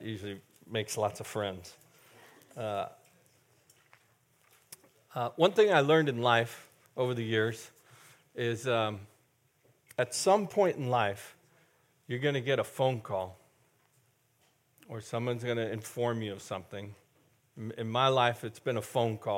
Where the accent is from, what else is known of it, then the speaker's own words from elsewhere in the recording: Castro Valley, California, United States; the house where I grew up in Castor Valley